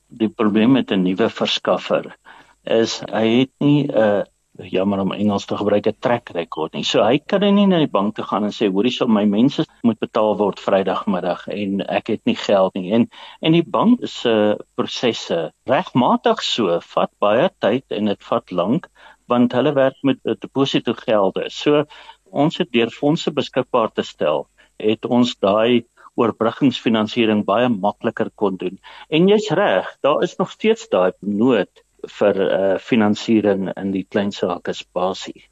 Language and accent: Afrikaans; Eastern Transvaal, Mpumalanga, South Africa; Ek is maar uit die ou Oos-Transvaal uit in Mpumalanga.